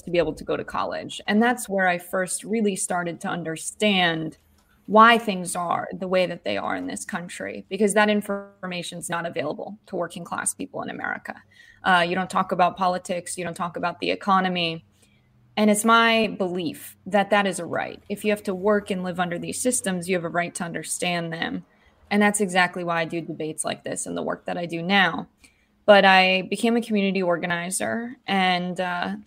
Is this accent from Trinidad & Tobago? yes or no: no; United States; I grew up in a working family just outside of New York City, so 45 minutes outside of Manhattan